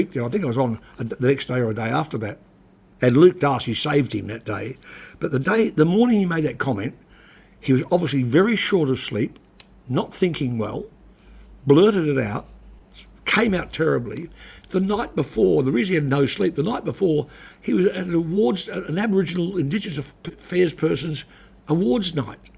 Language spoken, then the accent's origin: English; New Plymouth, Taranaki, New Zealand; She's now in the Tainui nursing home in my hometown of New Plymouth.